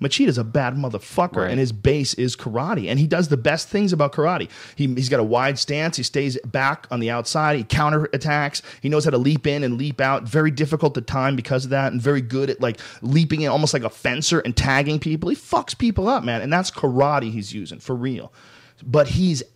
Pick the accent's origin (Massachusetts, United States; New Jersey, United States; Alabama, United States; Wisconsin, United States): Massachusetts, United States; Boston; moved away as an adult; now in California, United States; When I grew up in Boston, I drove every day because I delivered newspapers